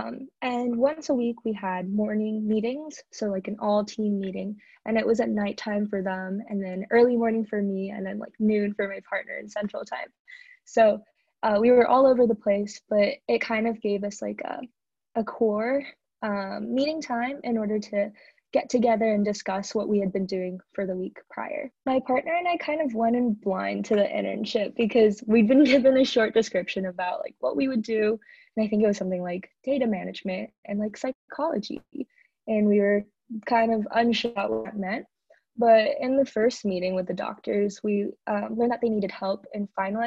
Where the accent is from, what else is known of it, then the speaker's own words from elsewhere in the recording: Arcadia, California, United States; my hometown is in Arcadia, California